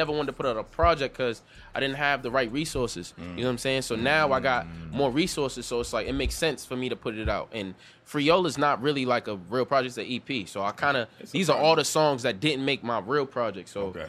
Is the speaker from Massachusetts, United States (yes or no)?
yes; Boston, Massachusetts, United States; also born or lived in Fields Corner, Boston; I'm from High Park, yep.